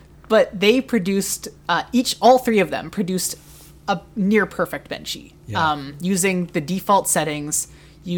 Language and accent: English; Canada; as a Canadian